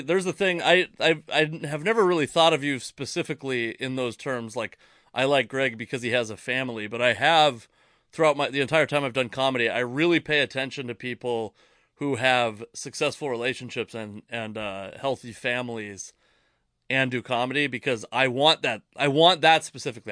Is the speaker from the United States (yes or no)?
yes; Tacoma, Washington, United States; also born or lived in Federal Way; I was born in Tacoma